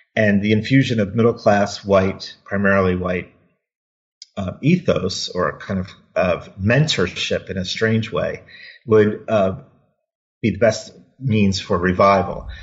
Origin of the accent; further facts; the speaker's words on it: Wilmington, Delaware, United States; moved away as an adult; I grew up in Wilmington, Delaware.